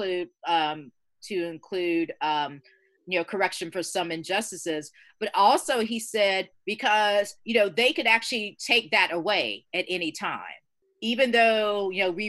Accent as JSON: {"language": "English", "region": "Georgia", "country": "United States", "tie": "born or raised there", "moved": "yes", "said": "I was raised in the South, and I'm going to be 50 next year"}